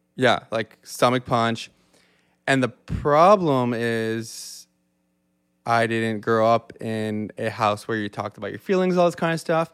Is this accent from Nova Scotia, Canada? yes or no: yes; Yarmouth, Nova Scotia, Canada; moved away as an adult; now in Halifax, Canada; I grew up in Yarmouth, Nova Scotia, which is three hours from where we're sitting right now in a small Acadian community